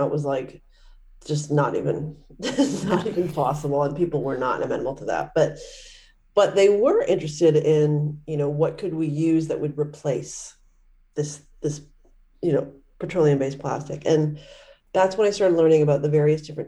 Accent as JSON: {"language": "English", "country": "Canada", "tie": "born or raised there", "said": "I grew up in Canada"}